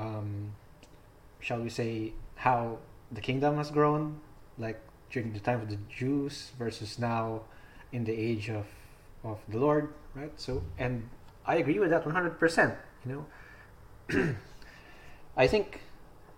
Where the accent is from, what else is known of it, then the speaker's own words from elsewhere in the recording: Philippines; So I'm Filipino. I live in the Philippines.